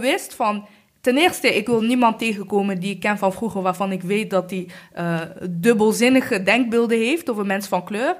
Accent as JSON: {"language": "Dutch", "country": "Rwanda", "moved": "yes", "lives_now": "Netherlands", "said": "Ik kom uit Rwanda"}